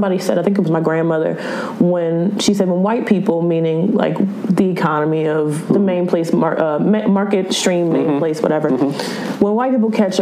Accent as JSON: {"language": "English", "region": "the South", "country": "United States", "said": "I'm from the South"}